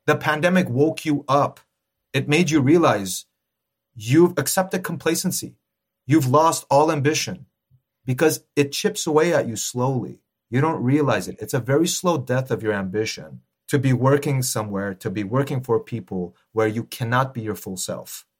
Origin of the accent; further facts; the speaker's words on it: Los Angeles, California, United States; I'm born and raised in L A, but my roots, very strong Armenian roots